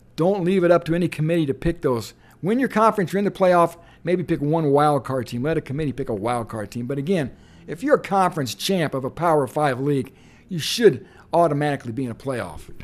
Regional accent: West Lafayette, Indiana, United States; I grew up in West Lafayette

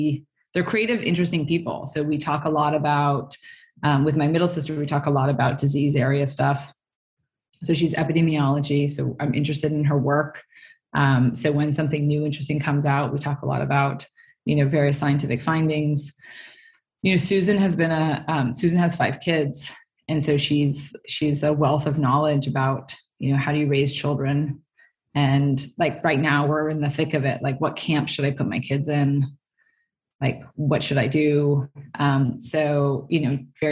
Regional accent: Stanford, California, United States; I grew up on Stanford campus

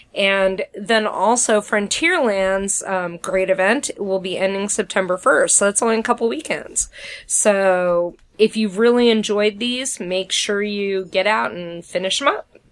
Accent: Midwest, United States

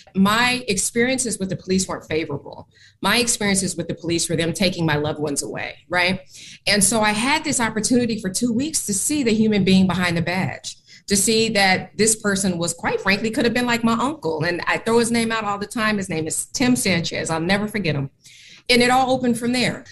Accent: Oakland, California, United States; moved away as an adult; also born or lived in Portland, Oregon; now in Philadelphia, United States; my hometown of Oakland, California, that's where I'm from

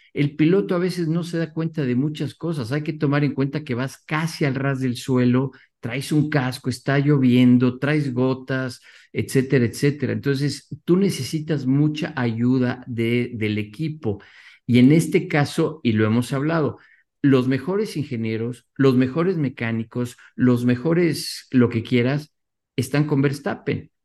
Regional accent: Mexico

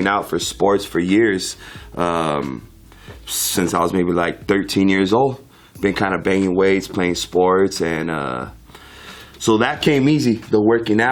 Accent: San Clemente, California, United States; also born or lived in Los Angeles, California; So, L.A. originally, but I moved to Orange County with the fam. San Clemente is where I'm from.

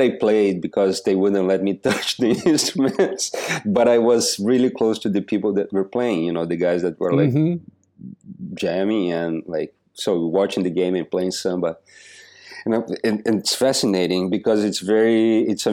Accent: Joaçaba, Santa Catarina, Brazil; now in United States; I was born in this little city in the south of Brazil called Joaçaba

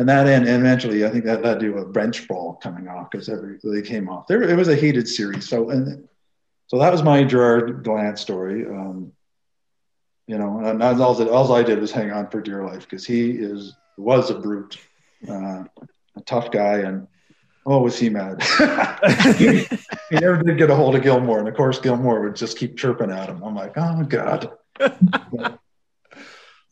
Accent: Belleville, Ontario, Canada; growing up in Belleville

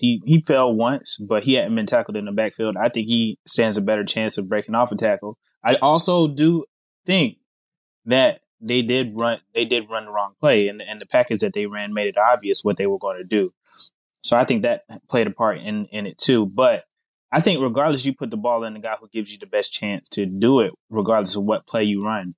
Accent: Charlotte, North Carolina, United States; moved away as an adult; now in Texas, United States; I'm from Charlotte, North Carolina originally

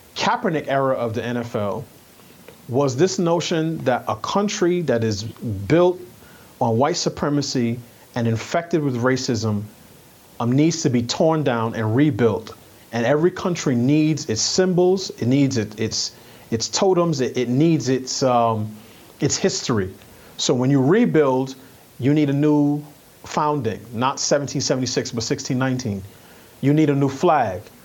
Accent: New York, United States; I grew up in New York

